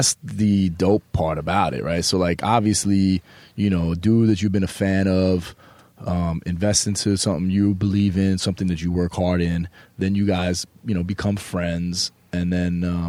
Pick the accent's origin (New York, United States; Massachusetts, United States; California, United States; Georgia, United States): New York, United States; a New York guy, that there's something a little bit different sometimes about us. And, you know, growing up in New York, you know, you move a different way.